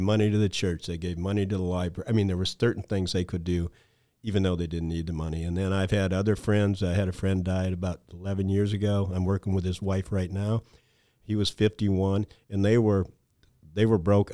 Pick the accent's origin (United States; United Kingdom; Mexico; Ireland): United States; Mason City, Iowa; also born or lived in Storm Lake, Iowa; I grew up in the Mason City, Iowa area